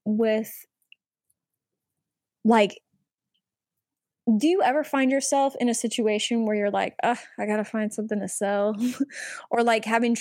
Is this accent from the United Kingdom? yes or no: no; Chicago, Illinois, United States; I'm from the Chicago area